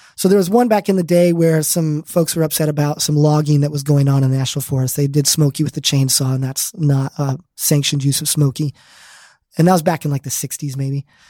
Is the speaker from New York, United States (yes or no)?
no; Arizona, United States; I grew up in Arizona.